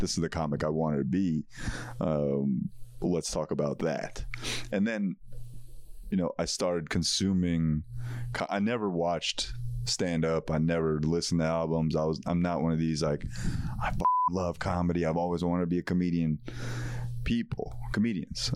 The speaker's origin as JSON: {"language": "English", "town": "Parsippany", "region": "New Jersey", "country": "United States", "tie": "born or raised there", "also_born_or_lived": "New York City", "moved": "as an adult", "said": "growing up in Parsippany, New Jersey, I was surrounded by Indian people"}